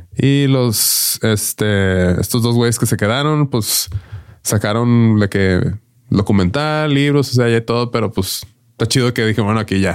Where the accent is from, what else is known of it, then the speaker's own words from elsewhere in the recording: Mexico; nosotros vivíamos acá en México